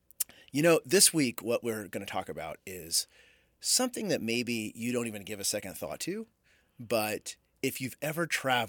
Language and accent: English; United States; I am actually what I believe is I call a U.S. American. That's mm-hmm. from the United States of America.